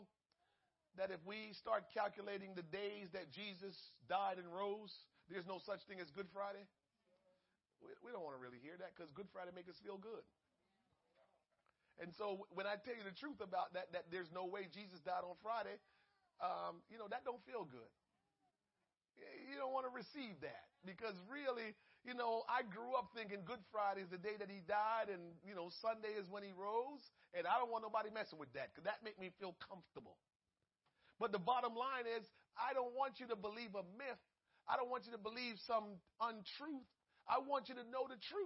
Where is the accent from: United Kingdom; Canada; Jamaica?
Jamaica; now in United States; I came from Jamaica, came to America